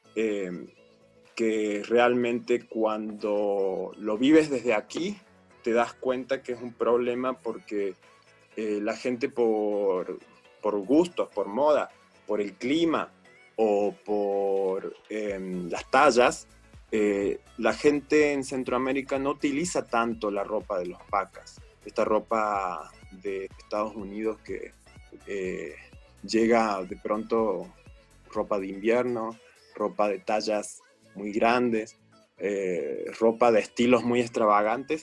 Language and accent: Spanish; Córdoba, Argentina; moved away as an adult; now in Chiapas, Mexico; Córdoba, la ciudad donde yo nací